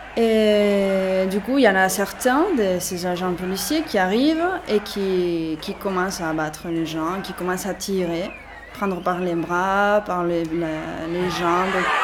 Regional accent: Barcelona, Catalonia, Spain; je suis de Barcelone, née à Barcelone, ma mère est française et maintenant je travaille dans la ville de Sal, à Girona.

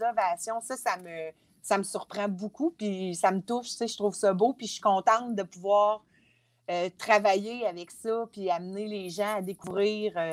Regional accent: Montreal, Quebec, Canada; Hey, moi, j'arrive de la ville, je viens de Montréal, j'en ai vu du monde dans ma vie.

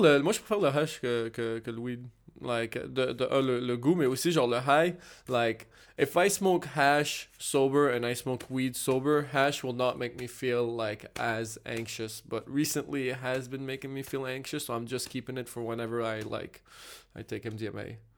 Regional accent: Montreal, Quebec, Canada; j'ai grandi à Cartierville

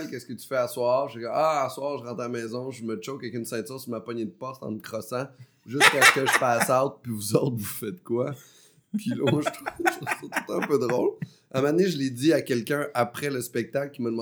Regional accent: Beauce, Quebec, Canada; moved away; also born or lived in Saint-Basile-le-Grand / Montreal; je viens de la Beauce

